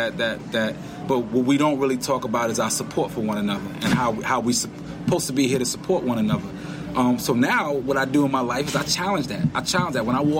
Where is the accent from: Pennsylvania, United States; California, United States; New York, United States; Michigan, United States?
New York, United States; New York City; also born or lived in Westbury, Long Island; I grew up in Washington Heights, New York, which was, growing up, pretty bad area